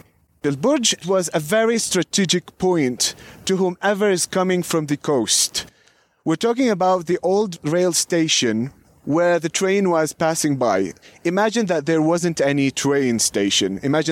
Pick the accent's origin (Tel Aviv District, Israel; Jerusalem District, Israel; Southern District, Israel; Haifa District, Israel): Jerusalem District, Israel; Beit Safafa; I'm from Beit Safafa. I am from